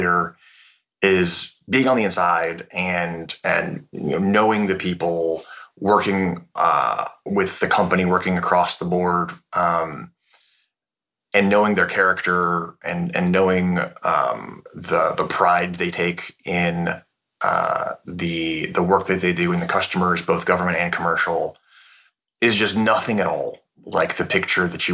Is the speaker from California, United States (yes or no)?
yes; North Bay of the Bay Area, Northern California, United States; As a Northern California kid, I grew up